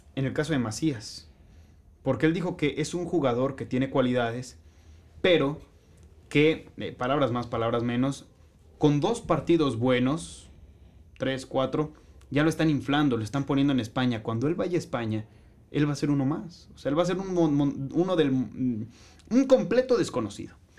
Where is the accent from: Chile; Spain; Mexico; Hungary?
Mexico; como sociedad mexicana